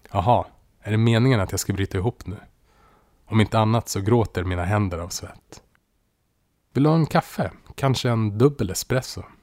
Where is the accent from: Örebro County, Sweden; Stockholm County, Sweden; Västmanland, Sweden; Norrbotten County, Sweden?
Västmanland, Sweden; Västerås; Det fanns mycket igenkänning från min uppväxt i Västerås och jag kände mig hemma direkt.